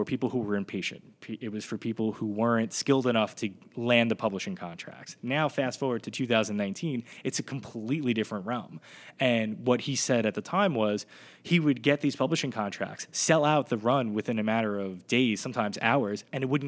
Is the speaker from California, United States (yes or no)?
no; Brooklyn, New York, United States; now in Monmouth County, United States; growing up in Brooklyn at Kings Plaza